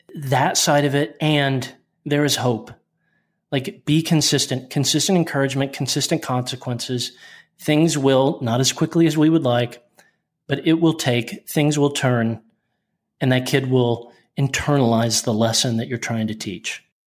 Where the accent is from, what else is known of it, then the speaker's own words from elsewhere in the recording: Oklahoma City, Oklahoma, United States; I was born in January in a hospital in Oklahoma City